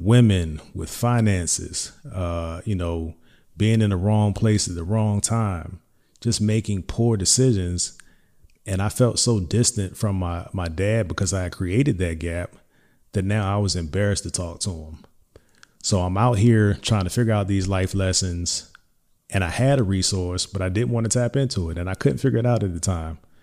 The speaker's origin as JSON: {"language": "English", "town": "Hampton", "region": "Virginia", "country": "United States", "said": "I'm from Hampton Roads, Hampton, Virginia specifically"}